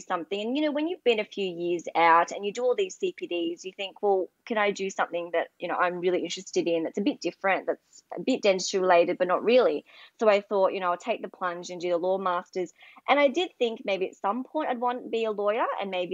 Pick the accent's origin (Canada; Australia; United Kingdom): Australia; Melbourne, Victoria; also born or lived in Cairns, Queensland; I'm from Melbourne